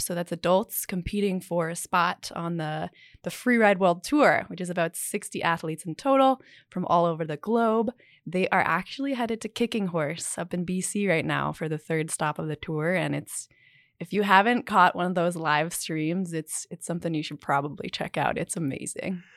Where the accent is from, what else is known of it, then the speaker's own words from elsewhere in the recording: Salt Lake City, Utah, United States; fourth or fifth generation Utahn, I suppose. So, I grew up here.